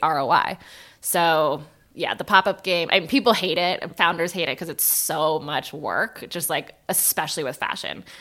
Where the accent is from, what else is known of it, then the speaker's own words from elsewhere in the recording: San Francisco, California, United States; I'm from San Francisco